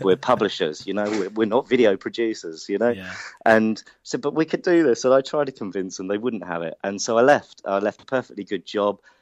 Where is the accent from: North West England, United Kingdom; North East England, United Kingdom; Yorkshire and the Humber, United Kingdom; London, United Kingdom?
London, United Kingdom; accent: Hackney; my Hackney accent